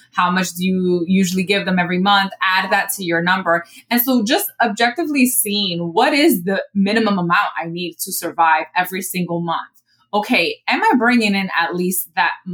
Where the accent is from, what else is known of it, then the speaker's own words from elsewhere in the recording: New York City, New York, United States; I'm also from the Bronx